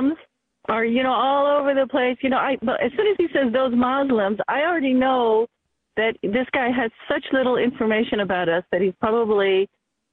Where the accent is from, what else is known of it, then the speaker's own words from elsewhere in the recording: United States; I grew up in America.